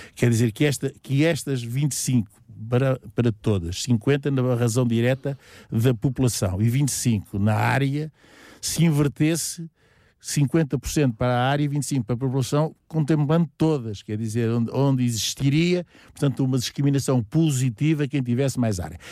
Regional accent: Campo Raso, Lisbon, Portugal; eu nasci e vivo em Camporraso

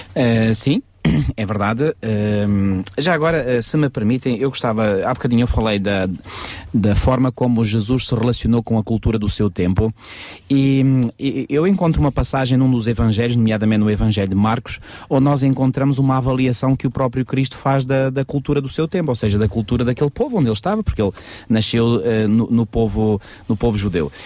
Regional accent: Portugal; como portugueses nós falamos da nossa cultura portuguesa

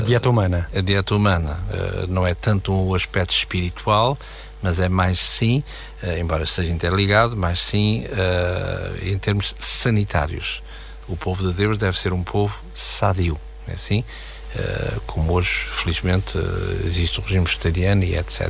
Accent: Portugal

